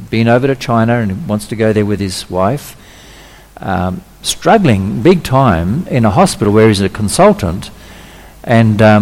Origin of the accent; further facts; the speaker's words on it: Australia; also born or lived in Indonesia; Okay, where I'm Australian, well, fifth generation Australian, but I've actually got a Dutch birth certificate, but I was born in Indonesia.